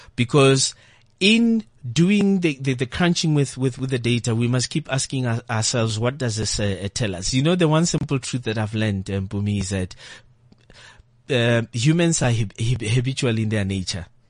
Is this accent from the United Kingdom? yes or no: no; South Africa